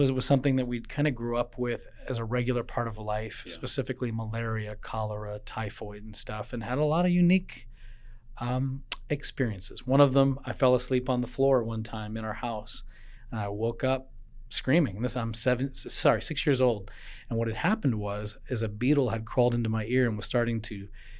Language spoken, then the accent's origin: English; Tanzania; also born or lived in Kenya; So I know a lot of people know I grew up in Tanzania, but really I grew up in East Africa because I've spent a lot of time in Kenya and a lot of time in Tanzania, and both are Swahili-speaking countries.